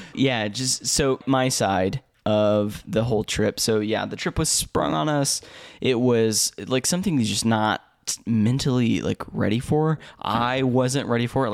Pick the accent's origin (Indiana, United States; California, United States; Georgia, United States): Indiana, United States; Indianapolis; I'm from the States, like, from I, from Indianapolis